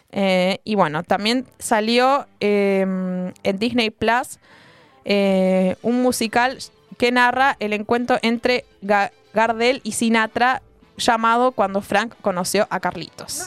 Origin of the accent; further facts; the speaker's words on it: Plottier, Neuquén, Argentina; yo soy de Plotier